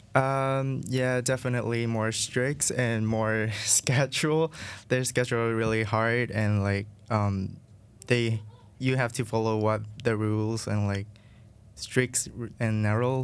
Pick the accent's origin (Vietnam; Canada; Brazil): Vietnam; English is a second language; moved away as an adult; now in United States; growing up in Vietnam